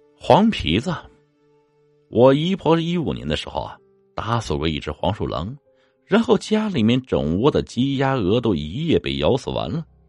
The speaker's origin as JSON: {"language": "Chinese", "area": "Xiangxi", "region": "Hunan", "country": "China", "tie": "born or raised there", "said": "老家湘西那边的故事"}